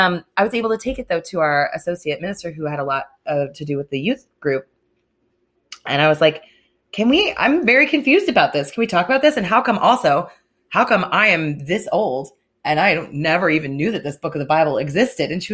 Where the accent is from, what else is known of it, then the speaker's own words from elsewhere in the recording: Virginia, United States; it was Virginia. Everyone went to some kind of church.